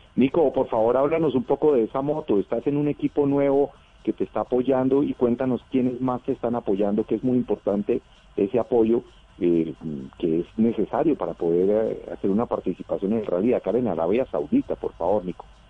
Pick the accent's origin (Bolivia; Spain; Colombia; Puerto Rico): Colombia; me siento muy representado como colombiano aficionado a los rallies